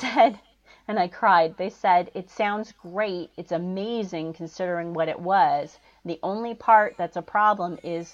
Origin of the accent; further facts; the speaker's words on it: Chicago, Illinois, United States; I grew up in Chicago